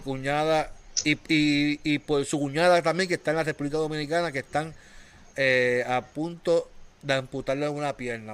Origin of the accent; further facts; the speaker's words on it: Puerto Rico; somos puertorriqueños